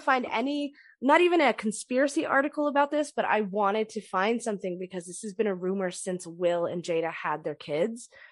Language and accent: English; California, United States; I grew up in California